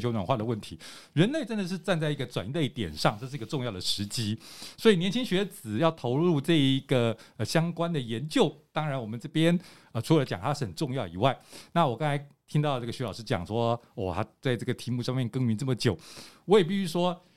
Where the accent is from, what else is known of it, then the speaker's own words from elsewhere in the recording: Taiwan; also born or lived in Boston, United States; 我们就是，呃，出生的这个台湾就是很热的地方